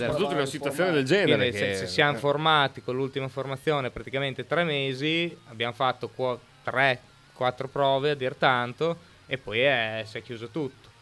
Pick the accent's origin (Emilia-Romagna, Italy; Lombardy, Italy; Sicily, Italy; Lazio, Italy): Emilia-Romagna, Italy; Monghidoro; Allora, qua eh, è nato nel- a Monghidoro, nel mio paese, tra amici